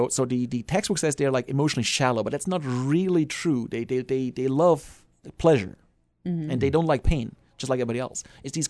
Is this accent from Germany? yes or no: yes; Germany; English is a second language; moved away; I'm from Germany. I'm from Germany.